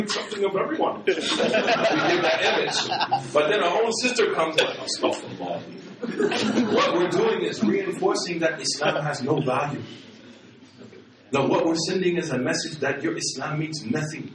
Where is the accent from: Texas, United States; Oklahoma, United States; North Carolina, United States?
Oklahoma, United States; Oklahoma City; I'm from Oklahoma City